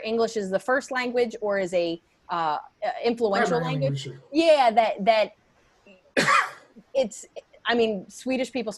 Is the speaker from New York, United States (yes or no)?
yes; New York, United States; there's still parts of me that make me American, make me East Coast, make me a New Yorker